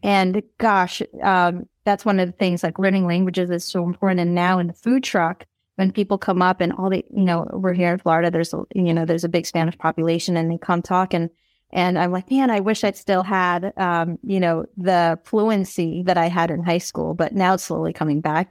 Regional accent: Philippines; I'm Filipino, so, you know, we love rom-coms

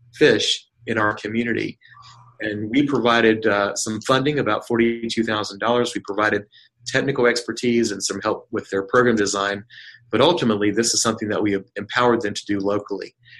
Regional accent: North Carolina, United States; also born or lived in Seville, Spain; I, was born and raised in North Carolina

